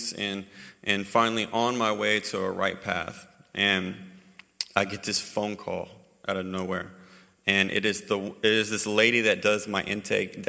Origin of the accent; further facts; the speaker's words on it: Hawaii, United States; moved away; also born or lived in North Carolina; I was raised in Hawaii